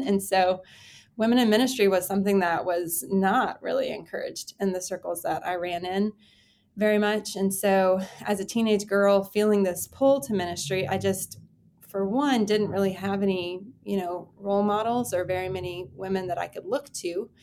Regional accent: Texas, United States; I grew up in Texas, Texas born and raised

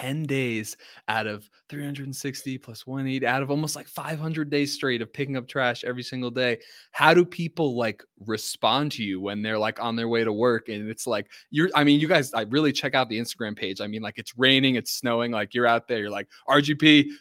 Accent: Ringwood, New Jersey, United States; also born or lived in Morristown, New Jersey; I'm from Ringwood, New Jersey, like, yeah, Morristown.

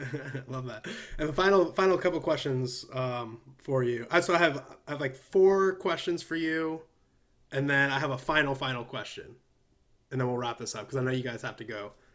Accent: Illinois, United States; also born or lived in California; now in Nashville, United States; I'm originally from Illinois. I moved to California, and now I'm in Nashville.

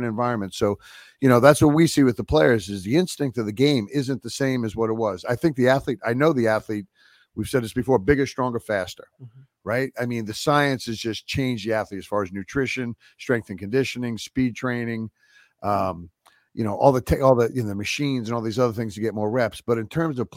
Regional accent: New York, United States; growing up in New York

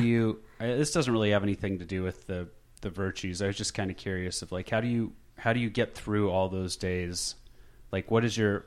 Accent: Phoenix, Arizona, United States; I'm from Phoenix.

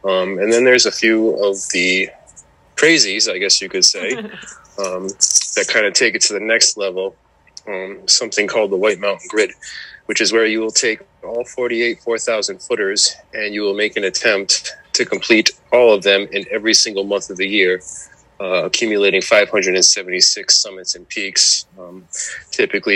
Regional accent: Connecticut, United States; now in New Hampshire, United States; originally I'm from Connecticut.

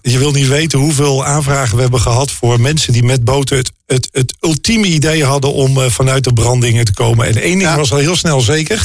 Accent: North Brabant, Netherlands; Weet je, ik kom uit Brabant. en ehm, daar vieren wij carnaval.

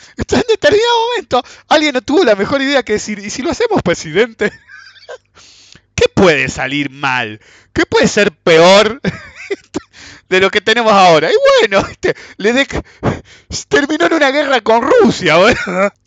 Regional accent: Buenos Aires, Argentina; somos de Buenos Aires

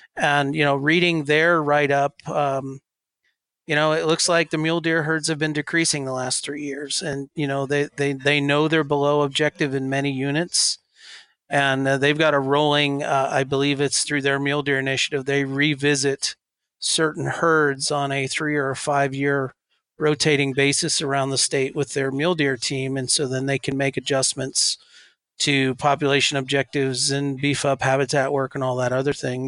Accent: Montana, United States; also born or lived in Wyoming; Montana, my home state

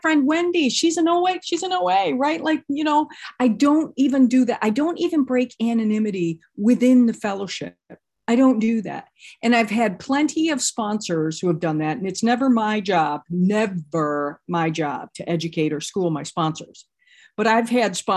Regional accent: Midwest, United States; now in Los Angeles, United States; I'm from Los Angeles and I'm not from here originally. I'm from the Midwest. I'm a Midwestern girl

